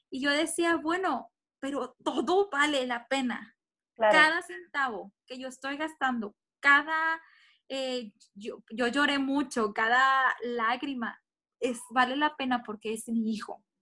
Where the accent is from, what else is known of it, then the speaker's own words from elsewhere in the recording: Monterrey, Nuevo León, Mexico; De hecho, en Monterrey, de que es de donde soy yo, ahí se puso la primer ley